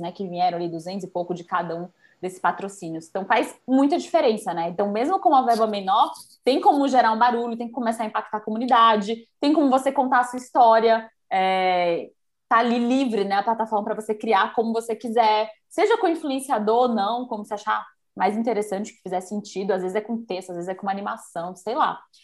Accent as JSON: {"language": "Portuguese", "region": "Bahia", "country": "Brazil", "moved": "as an adult", "lives_now": "São Paulo, Brazil", "said": "eu sou baiana, né? Eu vim morar aqui por isso, eu vim fazer faculdade e nunca mais voltei"}